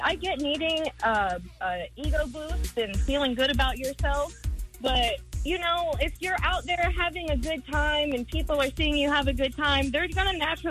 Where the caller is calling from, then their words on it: Callahan, Florida, United States; calling from Callahan.